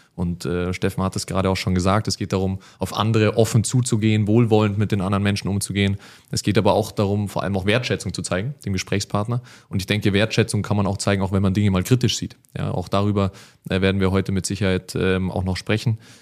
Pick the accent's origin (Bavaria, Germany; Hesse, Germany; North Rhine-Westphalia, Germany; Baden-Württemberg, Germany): Bavaria, Germany; Munich; als Münchner